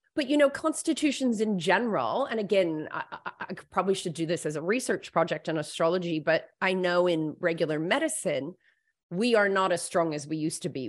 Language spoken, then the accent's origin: English; United States; now in Australia; I'm American-born, um, but I've lived all my adult life in Australia.